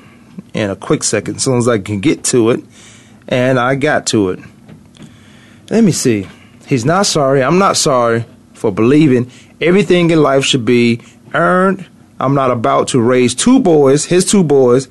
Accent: the South, United States; I'm from the South

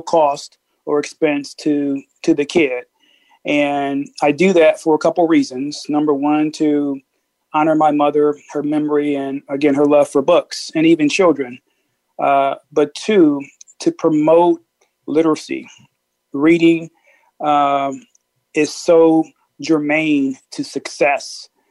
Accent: Peoria, Illinois, United States; moved away; I'm from Peoria, Illinois

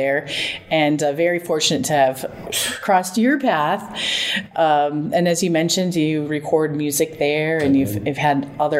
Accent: South Dakota, United States; also born or lived in Iowa; now in Arizona, United States; I'm originally from South Dakota, and then I went to school in Iowa, Iowa State College of Ag.

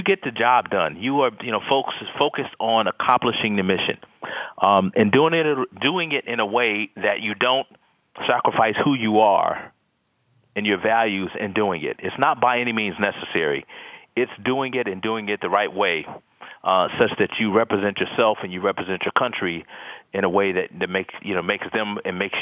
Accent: Detroit, Michigan, United States; I was from Detroit

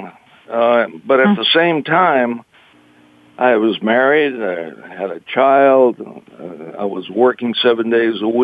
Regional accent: Boston, Massachusetts, United States; now in Los Angeles, United States; I'm from Massachusetts. I'm born in Boston

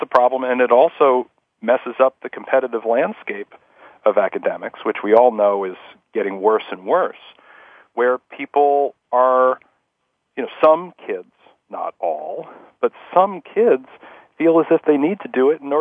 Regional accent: Scarsdale, New York, United States; I grew up in Scarsdale, New York

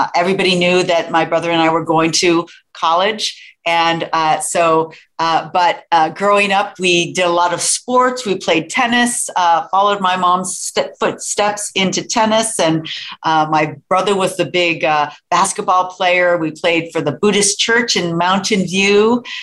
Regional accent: Sunnyvale, California, United States; born or raised there; also born or lived in San Francisco, California

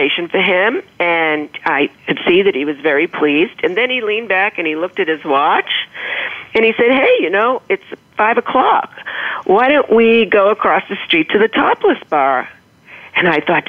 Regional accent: Boston, Massachusetts, United States; I'm from Boston.

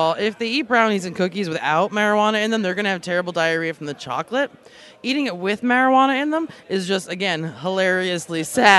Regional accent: New York, United States; also born or lived in Alaska; I'm from New York. I live originally from Long Island, and then I moved to Alaska because I didn't really like living in New York.

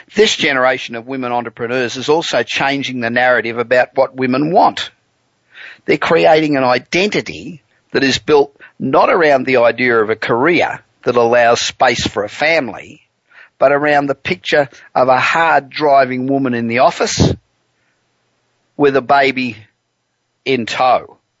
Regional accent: Australia; accent: Australian; now in Los Angeles, United States; being Australian accent

